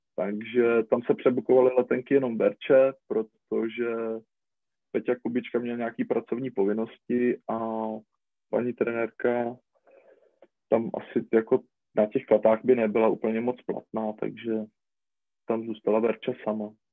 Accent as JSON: {"language": "Czech", "country": "Czechia", "said": "jsme jako Češi"}